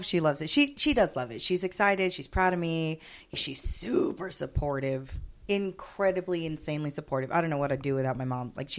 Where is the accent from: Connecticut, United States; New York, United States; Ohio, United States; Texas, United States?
Texas, United States; Corpus Christi; this is my hometown. Corpus Christi is it, right?